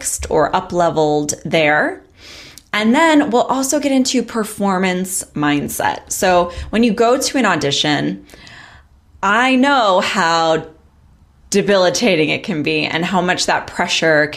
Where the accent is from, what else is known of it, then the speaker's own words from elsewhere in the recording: Long Island, New York, United States; I'm from Long Island